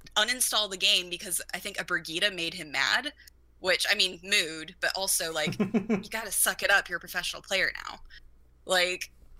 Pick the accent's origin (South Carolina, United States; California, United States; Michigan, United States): South Carolina, United States; I'm from South Carolina. I'm 5 hours away from Atlanta